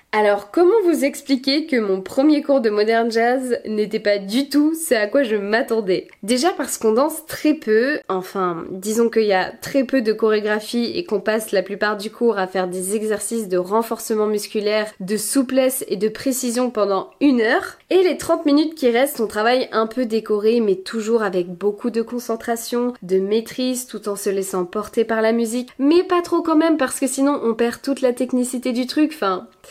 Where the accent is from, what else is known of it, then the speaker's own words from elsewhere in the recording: France; accent: very French; Désolée pour mon accent très français